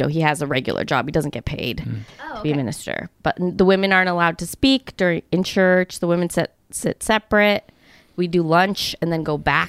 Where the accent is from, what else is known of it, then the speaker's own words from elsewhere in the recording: Phoenix, Arizona, United States; I grew up in Phoenix.